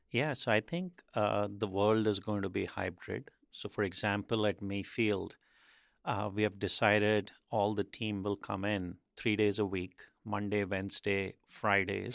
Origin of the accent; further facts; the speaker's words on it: India; moved away; growing up in India, I think in the eighties